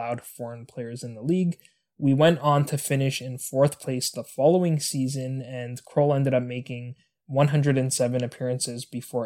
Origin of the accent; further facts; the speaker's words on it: Canada; my home country of Canada